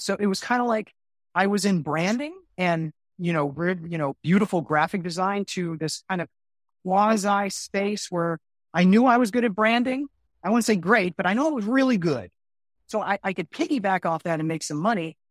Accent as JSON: {"language": "English", "town": "Miami", "region": "Florida", "country": "United States", "also_born_or_lived": "Orlando", "said": "I'm originally from Miami, and I moved to Orlando to get my, my first gig."}